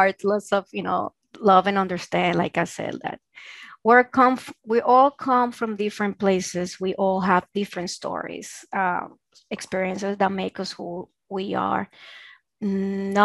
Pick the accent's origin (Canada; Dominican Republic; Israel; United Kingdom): Dominican Republic; Santo Domingo; first language Spanish; English is a second language; now in Los Angeles, United States; I didn't have that in Santo Domingo, Dominican Republic.